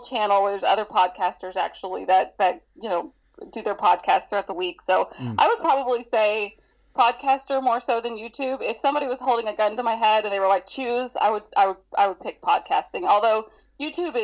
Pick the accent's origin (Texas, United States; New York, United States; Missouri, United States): Texas, United States; Dallas; moved away; I was born and raised in Dallas, Texas